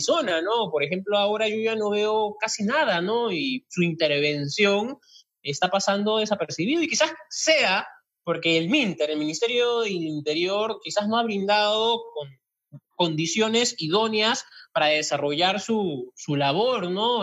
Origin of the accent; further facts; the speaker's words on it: Cachiche, Ica, Peru; yo soy de Cachiche